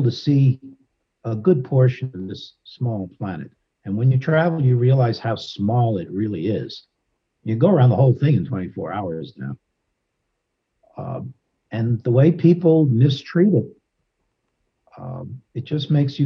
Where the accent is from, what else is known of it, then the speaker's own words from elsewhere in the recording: Los Angeles, California, United States; someone growing up in Los Angeles